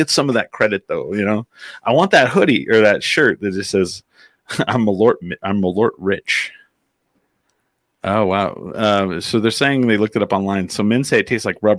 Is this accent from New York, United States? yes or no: no; Clovis, New Mexico, United States; moved away; also born or lived in Albuquerque, New Mexico; growing up in Clovis, New Mexico, in a trailer house on Grand Street